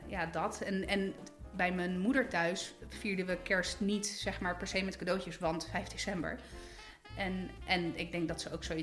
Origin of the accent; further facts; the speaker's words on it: Italy; nou ja, goed, ik ben Italiaans, dus altijd lekker eten. In Italië heb je dan meer de traditie van die pranzo di Natale.